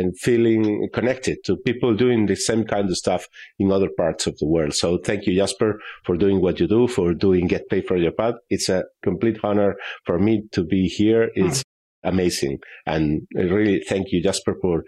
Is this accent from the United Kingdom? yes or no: no; northwestern Spain, Spain; I'm from northwestern Spain.